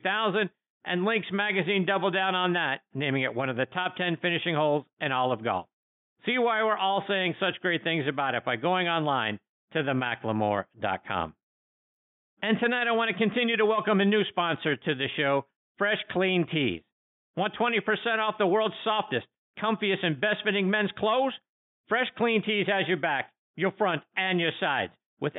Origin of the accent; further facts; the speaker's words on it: Pittsburgh, Pennsylvania, United States; my hometown of Pittsburgh, Pennsylvania